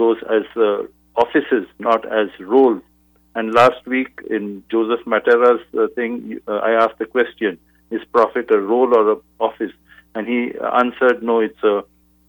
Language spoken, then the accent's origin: English; India; moved away as an adult; now in Chicago, United States; I feel I've been in the U.S. for 24 years, and now I'm an American. I grew up in India.